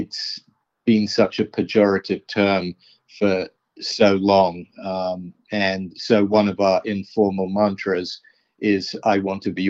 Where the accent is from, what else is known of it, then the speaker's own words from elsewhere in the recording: London, United Kingdom; also born or lived in New York, United States; I'm from New York, but really, I grew up in London, in West London